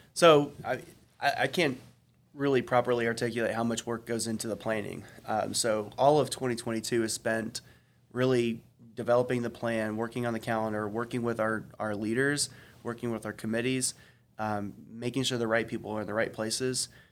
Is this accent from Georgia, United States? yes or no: yes; Gwinnett County, Georgia, United States; I didn't grow up in the city. I grew up in Gwinnett.